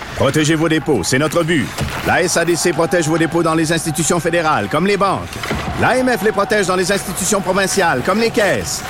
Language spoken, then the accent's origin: French; France; on est tous nés en France